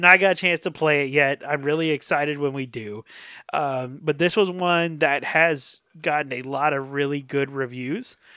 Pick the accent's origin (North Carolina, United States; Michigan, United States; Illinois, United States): North Carolina, United States; growing up in North Carolina